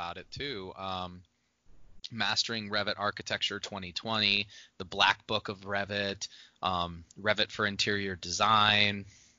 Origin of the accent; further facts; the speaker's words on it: Northwest Indiana, United States; moved away as an adult; also born or lived in West Coast; I grew up in the era of Peyton Manning. You know, I grew up in Northwest Indiana.